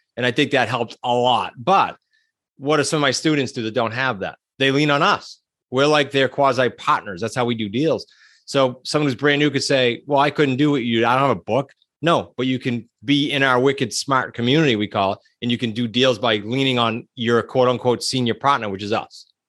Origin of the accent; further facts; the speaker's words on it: New England, United States; I'm from New England, that we tend to be super blunt